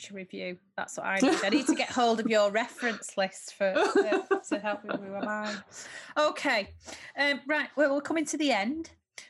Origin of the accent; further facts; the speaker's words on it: Middlesbrough, North East England, United Kingdom; now in Yorkshire, United Kingdom; I'm not a Geordie, but I was born in Middlesbrough